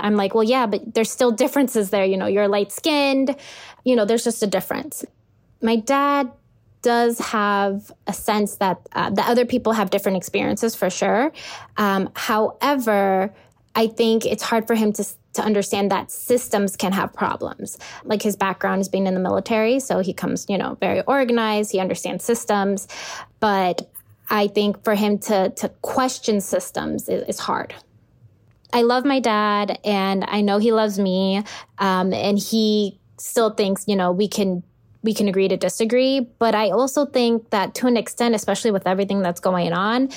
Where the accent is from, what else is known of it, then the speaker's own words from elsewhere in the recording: Los Angeles, California, United States; I'm from Los Angeles, California